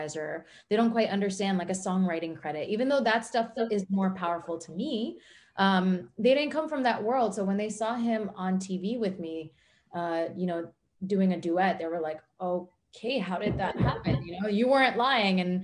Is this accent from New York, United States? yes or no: yes; New York City, New York, United States; I'm American born and New York City born.